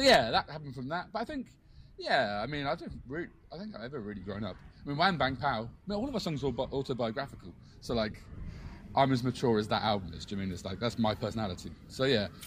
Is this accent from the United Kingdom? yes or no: yes; Bournemouth, South West England, United Kingdom; also born or lived in South London; I'm from Bournemouth, south of England, but we're part of that South London scene for a long time